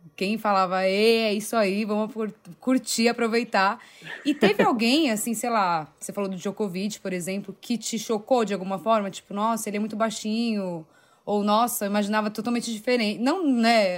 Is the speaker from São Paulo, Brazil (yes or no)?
yes; São Paulo, Brazil; Eu sou paulista